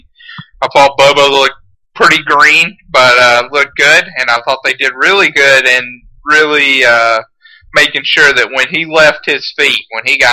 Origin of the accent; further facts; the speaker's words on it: Carrollton, Georgia, United States; I grew up in Carrollton, Georgia